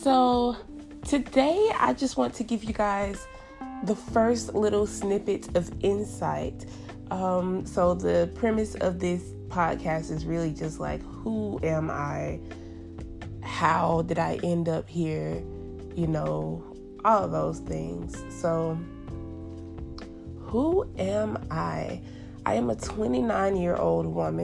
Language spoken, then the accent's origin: English; United States